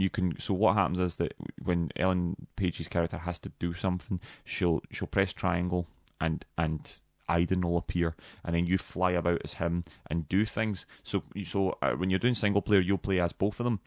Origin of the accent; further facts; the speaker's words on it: Dumbarton, Scotland, United Kingdom; I'm from Dumbarton